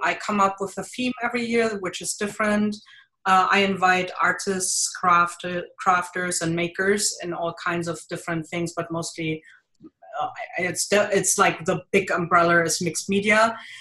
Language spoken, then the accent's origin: English; Germany; accent: thick German; English is a second language; moved away as an adult; now in Jersey City, United States; I have a thick German accent because I am originally from Germany. I live in uh, New Jersey, Jersey City